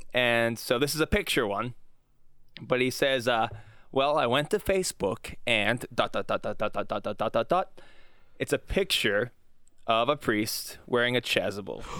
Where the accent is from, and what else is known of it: United States